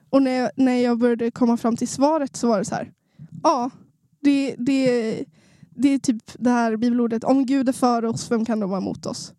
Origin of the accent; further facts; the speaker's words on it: Sundsvall, Västernorrland County, Sweden; Jag är en norrlänning. Det kanske inte hörs på min dialekt, men jag är från Sundsvall